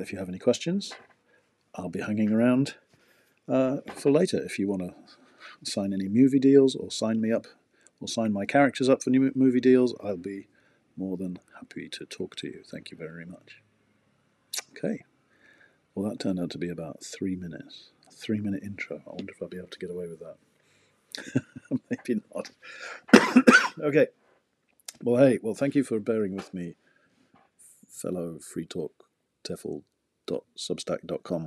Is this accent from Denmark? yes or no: no; England, United Kingdom; moved away as an adult; now in Abiko, Japan; I'm from England. Since 2007, I've lived in Abiko